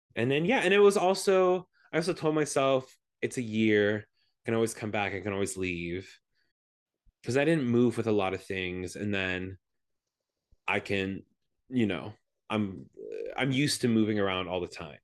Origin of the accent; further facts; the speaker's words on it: Stavanger, Rogaland, Norway; now in Los Angeles, United States; I was born in Stavanger, Norway. Um, my whole family, we're all from there.